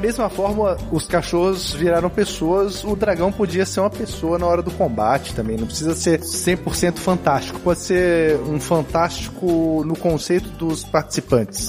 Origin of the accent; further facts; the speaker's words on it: Brasília, Federal District, Brazil; Eu fui criado majoritariamente em Brasília